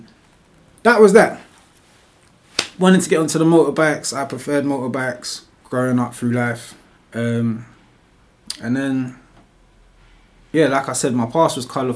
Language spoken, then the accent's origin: English; London, United Kingdom; I was raised in Northwest London from a kid, so like Wembley, Harsden area.